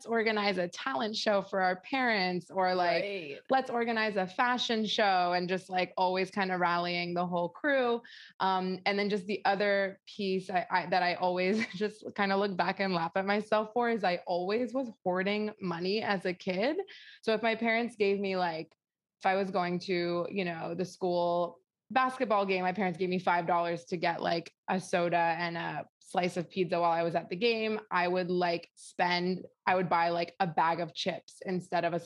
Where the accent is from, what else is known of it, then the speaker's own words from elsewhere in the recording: Northern Virginia, United States; moved away; I grew up in the DC area in Northern Virginia.